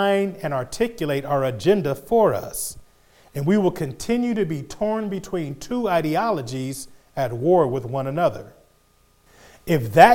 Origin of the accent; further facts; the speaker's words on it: United States; we as African American Christians